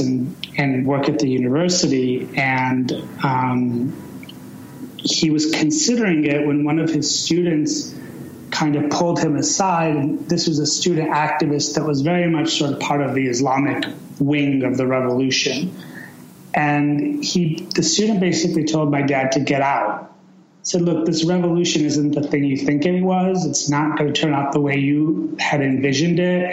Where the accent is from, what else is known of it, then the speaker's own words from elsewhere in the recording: Chicago, Illinois, United States; also born or lived in Iran; I was born in 1975 in Chicago. And, um, you know, I, and I was basically raised in Chicago